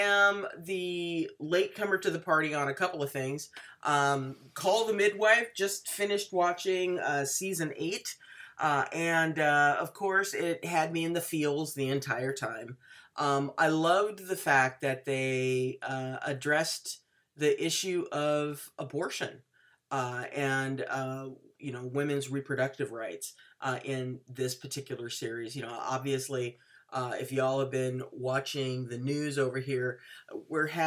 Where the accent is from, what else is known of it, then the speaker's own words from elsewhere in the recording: Washington, United States; my home state